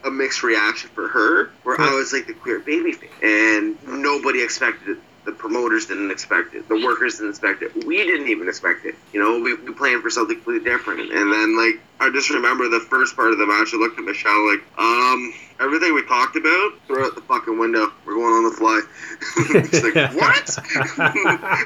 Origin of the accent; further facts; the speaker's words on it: Canada; I'm Canadian